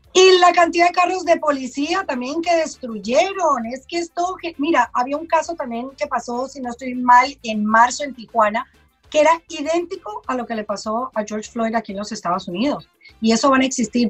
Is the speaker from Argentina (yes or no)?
no; Colombia; now in United States; Yo soy colombiana